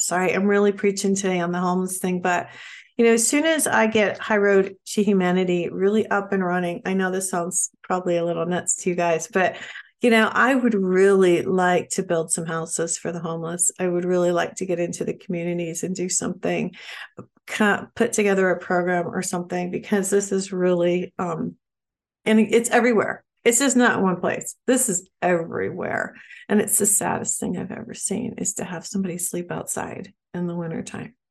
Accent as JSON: {"language": "English", "region": "Ohio", "country": "United States", "tie": "born or raised there", "said": "I was born and raised in Ohio"}